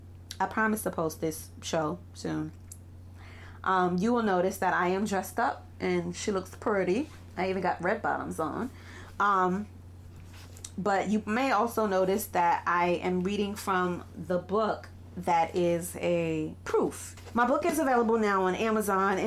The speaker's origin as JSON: {"language": "English", "town": "New York City", "region": "New York", "country": "United States", "tie": "born or raised there", "said": "I run a private practice out of Brooklyn, New York, which is my hometown"}